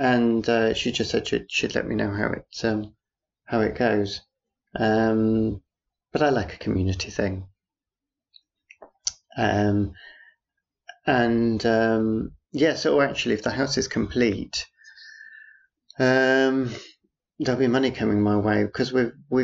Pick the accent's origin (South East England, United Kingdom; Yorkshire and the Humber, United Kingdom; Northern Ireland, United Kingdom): Yorkshire and the Humber, United Kingdom; Harrogate; moved away; I was born in Harrogate, don't live there anymore.